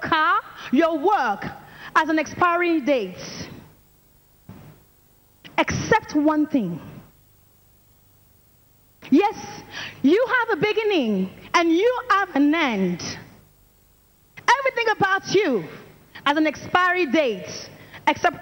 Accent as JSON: {"language": "English", "country": "France", "said": "I'm from France, and I'm an evangelist in training"}